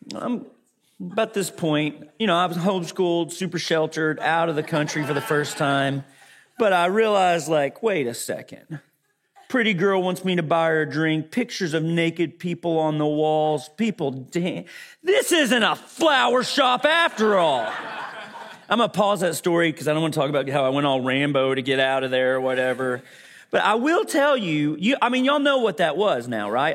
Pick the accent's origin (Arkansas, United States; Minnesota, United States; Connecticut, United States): Arkansas, United States; moved away; also born or lived in Fort Worth; Growing up in Arkansas